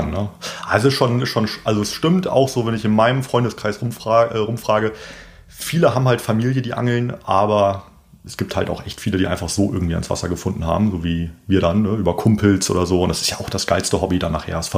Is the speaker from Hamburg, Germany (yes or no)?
no; Bremen, Germany; Ich bin auch äh, Bremer Umländer